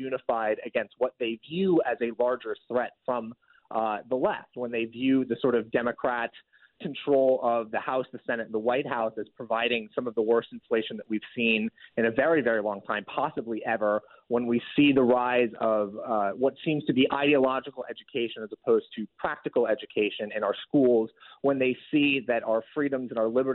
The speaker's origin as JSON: {"language": "English", "town": "Portland", "region": "Oregon", "country": "United States", "moved": "yes", "said": "I'm from Portland, Oregon"}